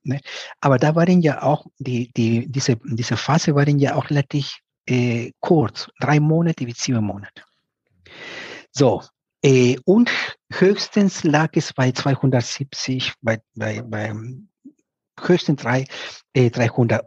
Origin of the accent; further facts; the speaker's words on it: Piura, Peru; moved away; aus Peru, aus der Ecke, wo ich herkomme, aus Piura